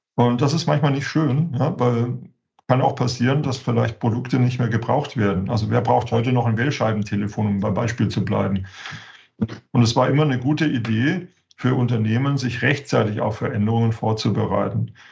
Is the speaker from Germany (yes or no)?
yes; Germany; als, als Deutsche